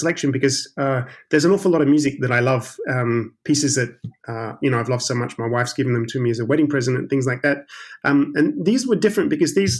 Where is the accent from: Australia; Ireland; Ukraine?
Australia; South Australia; moved away as an adult; also born or lived in Sydney / London, United Kingdom / State College, Pennsylvania, United States; being an Australian from South Australia